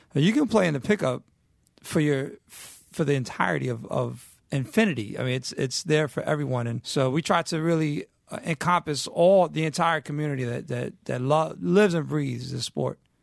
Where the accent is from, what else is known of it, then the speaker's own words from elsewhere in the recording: New York City, New York, United States; growing up in New York, you can't escape the culture